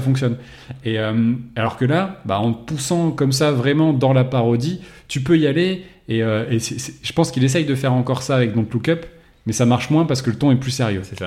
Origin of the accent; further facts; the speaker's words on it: France; on était français